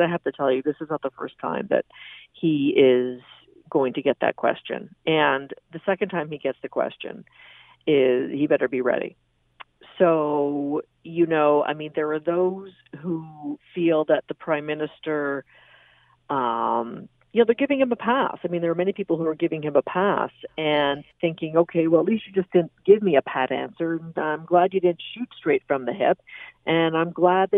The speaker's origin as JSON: {"language": "English", "country": "Canada", "said": "as a Canadian"}